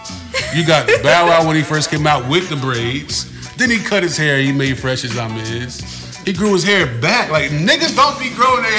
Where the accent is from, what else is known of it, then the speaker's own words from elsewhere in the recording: Trenton, New Jersey, United States; moved away as an adult; now in Georgia, United States; I'm from New Jersey. I'm from Trenton, New Jersey.